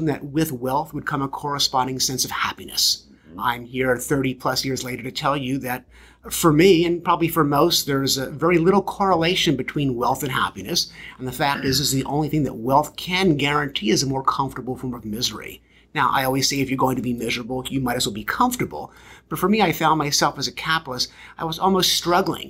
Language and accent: English; Baltimore, Maryland, United States; I grew up in Baltimore, Maryland, the Believe City